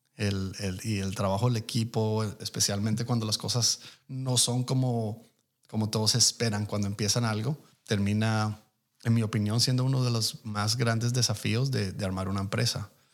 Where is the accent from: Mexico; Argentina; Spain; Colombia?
Colombia; now in United States; yo soy inmigrante colombiano de primera generación